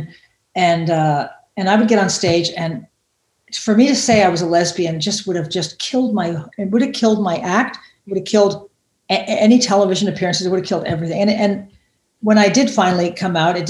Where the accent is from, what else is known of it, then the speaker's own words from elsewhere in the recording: United States; moved away as an adult; now in Germany; being an American person and being a gay person living in a little tiny, we live in a tiny town, 12,000 people